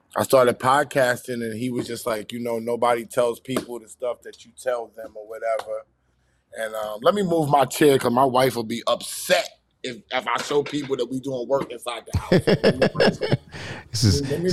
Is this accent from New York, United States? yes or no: yes; New York City, New York, United States; also born or lived in Bronx, New York; I was born in the Bronx, raised in Southside Jamaica, Queens